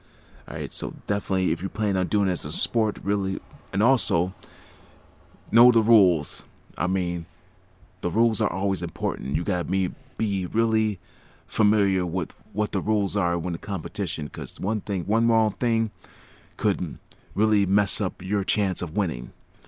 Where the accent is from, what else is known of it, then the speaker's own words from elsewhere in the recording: Niagara Falls, Ontario, Canada; there's SMAC International, that it happens in my hometown, Niagara Falls, every year.